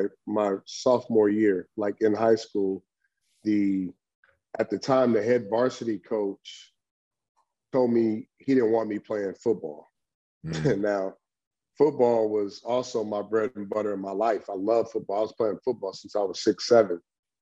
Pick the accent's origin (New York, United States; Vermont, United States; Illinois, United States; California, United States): California, United States; Long Beach; Long Beach Poly is the Mecca, man. And, you know, coming from a diverse city, and going to Long Beach Poly